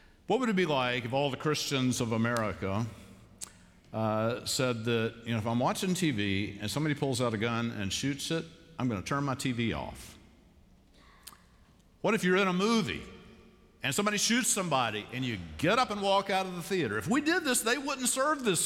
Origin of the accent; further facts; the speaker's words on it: Savannah, Georgia, United States; now in Charlotte, United States; growing up in Savannah, Georgia